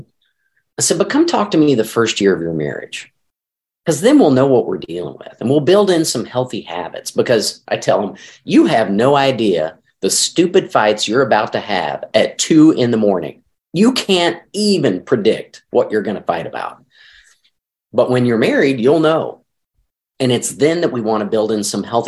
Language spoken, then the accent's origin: English; Arkansas, United States; now in St. Louis, United States; I grew up in Arkansas, never had allergies until I moved to St. Louis